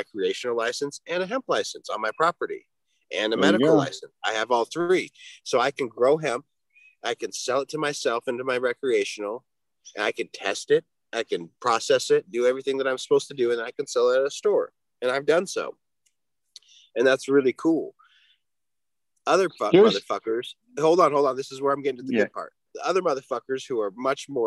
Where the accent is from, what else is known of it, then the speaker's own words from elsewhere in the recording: Washington, United States; also born or lived in Minnesota / Oregon; I'm from Washington, but at the time when they legalized, I was living in Minnesota